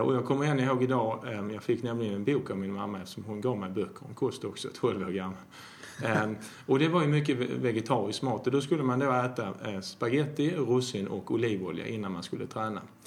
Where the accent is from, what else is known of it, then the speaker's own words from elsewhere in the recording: Skåne, Sweden; also born or lived in Jämtland; Jag är uppväxt eh, till mesta delen i Skåne men jag har faktiskt bott i Jämtland, tro det eller ej